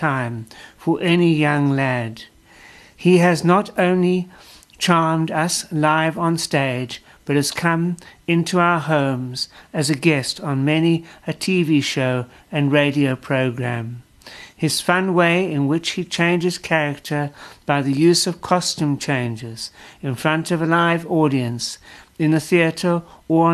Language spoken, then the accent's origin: English; South Africa; as a South African